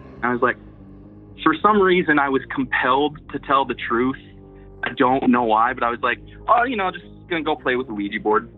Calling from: Iowa, United States; I'm calling from Iowa, Midwest USA

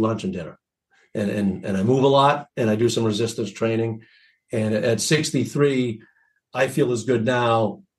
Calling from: Portland, Maine, United States; The great city of Portland, Maine.

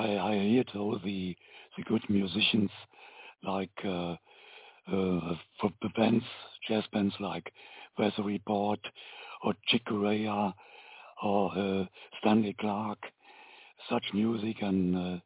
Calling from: Germany; I'm calling from Germany.

